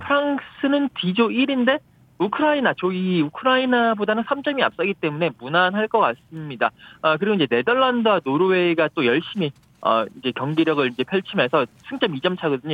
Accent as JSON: {"language": "Korean", "country": "South Korea", "moved": "yes", "lives_now": "United Kingdom", "said": "제가 한국인 아니겠습니까?"}